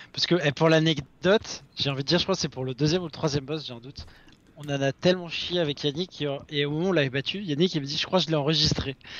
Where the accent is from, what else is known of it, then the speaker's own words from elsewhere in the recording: Paris, Île-de-France, France; on vient de Paris